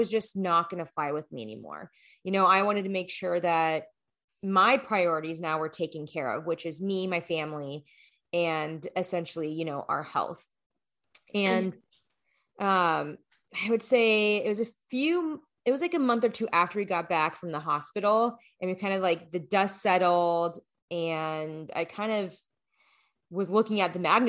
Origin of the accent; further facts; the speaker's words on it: Phoenix, Arizona, United States; moved away as an adult; also born or lived in Colorado / Los Angeles, California / New York; I was born and raised in Phoenix, Arizona